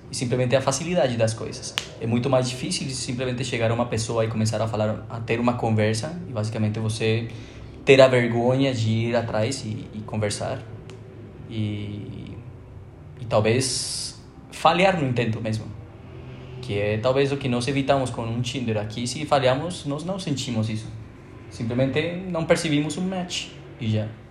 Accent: Colombia; moved away as an adult; now in Brazil; Pretendendo voltar à Colômbia

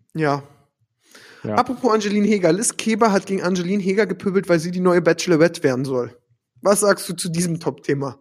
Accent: Berlin, Germany; Als Berliner

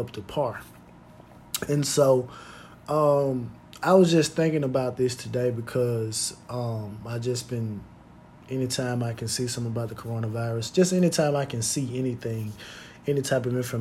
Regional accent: United States; as American citizens

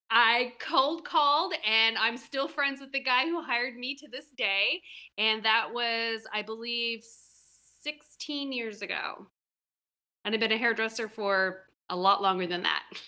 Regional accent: Seattle, Washington, United States; moved away as an adult; also born or lived in West Coast / New York; I'm from the West Coast, Seattle originally, and I lived up and down the West Coast doing hair

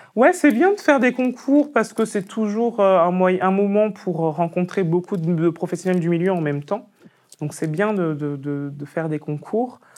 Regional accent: Picardy, Hauts-de-France, France; je suis Picard, parce que c'est vrai. Moi, je suis né en Picardie, c'est mes parents qui, qui sont venus de Côte d'Ivoire et du Cameroun.

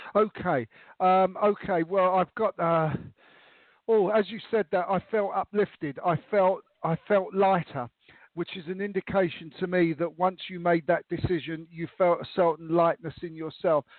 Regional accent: London, United Kingdom; moved away as an adult; now in Austria; I now live in Austria, in uh, next door to Germany, and I, I grew up in London

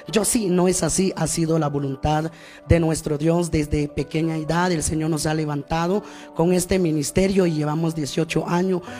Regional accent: Guatemala; partes de nuestra bella Guatemala

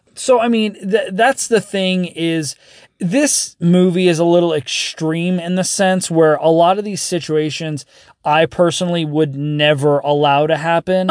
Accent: Las Vegas, Nevada, United States; growing up in Vegas

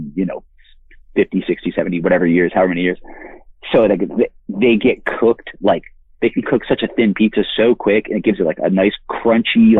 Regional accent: Connecticut, United States; I love Connecticut just because, like, it's where I'm from

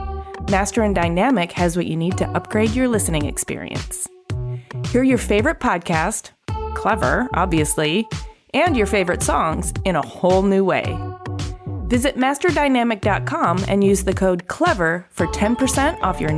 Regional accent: Michigan, United States; I'm a Michigander

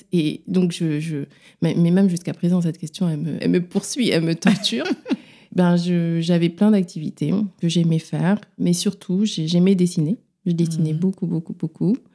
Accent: Dakar, Senegal; now in Paris, France; J'exerce à Paris, en libéral surtout. J'ai grandi à Dakar

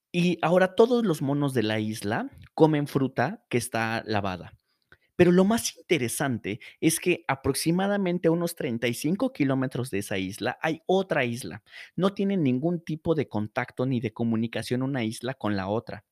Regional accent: Morelos, Mexico; moved away as an adult; now in Mexico City, Mexico

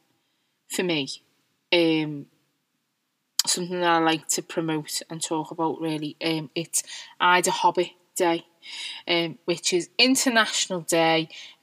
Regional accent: Liverpool, North West England, United Kingdom; I'm quite proud of being a Scouser, and I'm proud of where I come from

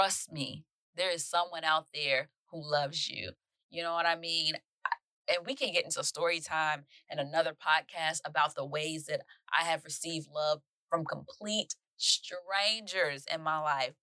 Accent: Mississippi, United States; I'm from Mississippi

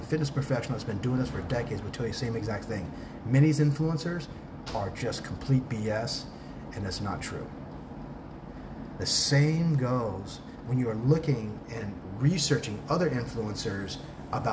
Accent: Tucson, Arizona, United States; first language English; moved away as an adult; also born or lived in Newport Beach, California; now in Thailand; I am an expat from Southern California, from Newport Beach, that grew up in Tucson, Arizona

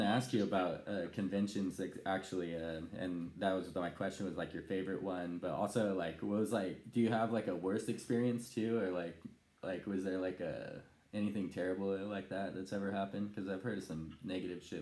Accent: Modesto, California, United States; now in Michigan, United States; when I left my hometown, Modesto

